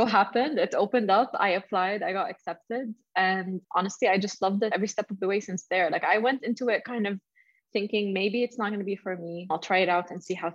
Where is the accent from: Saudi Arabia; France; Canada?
Saudi Arabia; I'm based in Saudi Arabia, and I grew up in Saudi, and I continued my university